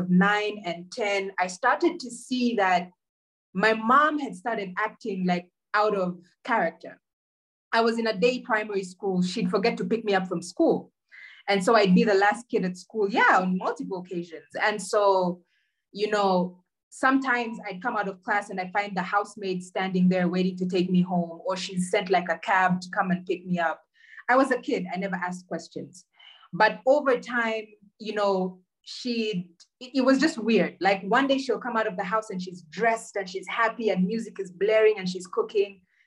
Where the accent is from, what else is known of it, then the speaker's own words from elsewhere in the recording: Uganda; we grew up in Uganda